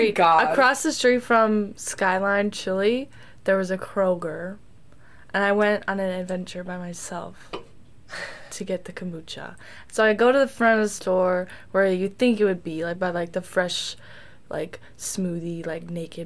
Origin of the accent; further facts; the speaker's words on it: Wisconsin, United States; where do you think I'm from? And they said, oh, obviously Wisconsin.